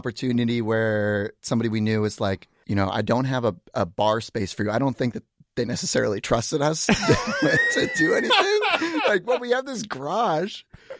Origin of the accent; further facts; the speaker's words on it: Seattle, Washington, United States; So I grew up in this area. And I was one of those kids that kind of always had like an artistic like leaning